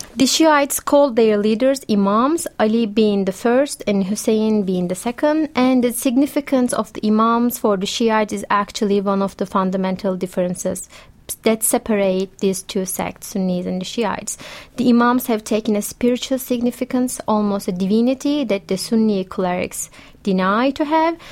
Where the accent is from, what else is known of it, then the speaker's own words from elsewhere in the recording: Turkey; moved away; I'm originally from Turkey